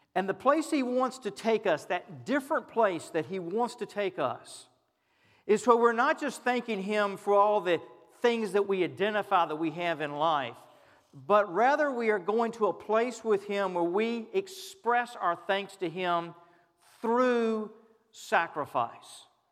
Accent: United States; we as American Christians

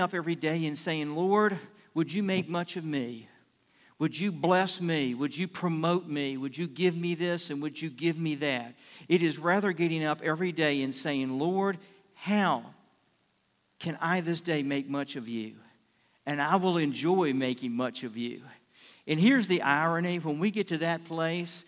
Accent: Richmond, Virginia, United States; moved away as an adult; also born or lived in Fort Worth, Texas; I grew up in Richmond

